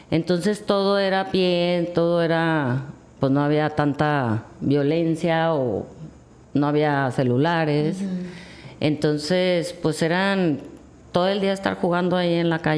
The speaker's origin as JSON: {"language": "Spanish", "town": "Guadalajara", "region": "Jalisco", "country": "Mexico", "tie": "born there", "lives_now": "Mazatlán, Mexico", "said": "Sí, nací en Guadalajara."}